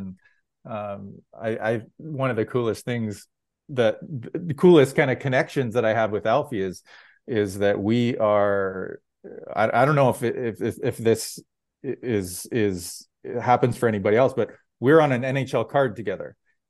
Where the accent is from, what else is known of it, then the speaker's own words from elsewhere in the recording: Red Deer, Alberta, Canada; now in Victoria, Canada; Growing up in Red Deer, I was definitely an Oilers fan